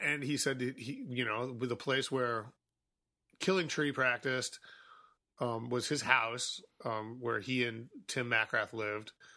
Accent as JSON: {"language": "English", "town": "Chicago", "region": "Illinois", "country": "United States", "tie": "born or raised there", "said": "I grew up in Boystown, so this was all, like, sort of, like, in my zone, like, my childhood zone"}